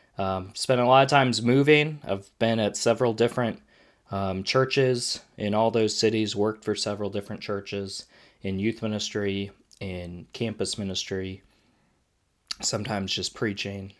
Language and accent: English; Wisconsin, United States; now in North Carolina, United States; Growing up in Wisconsin